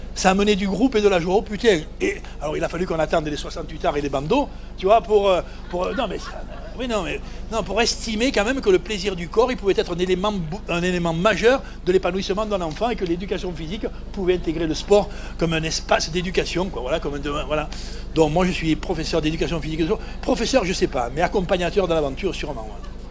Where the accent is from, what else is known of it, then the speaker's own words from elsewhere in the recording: Provence-Alpes-Côte d'Azur, France; moved away; also born or lived in Vannes; je suis enfant de Provence, fils immigré espagnol